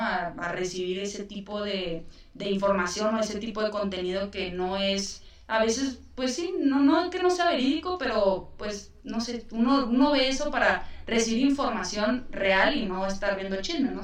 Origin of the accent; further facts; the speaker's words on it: Chihuahua, Mexico; yo soy de Chihuahua